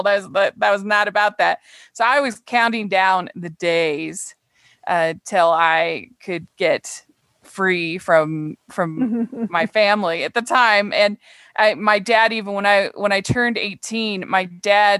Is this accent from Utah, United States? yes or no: yes; Utah, United States; I'm a conservative from Utah